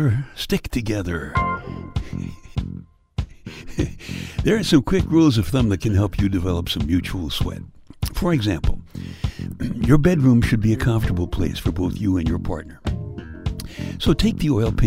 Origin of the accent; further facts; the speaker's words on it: Brooklyn, New York, United States; my hometown, Brooklyn, New York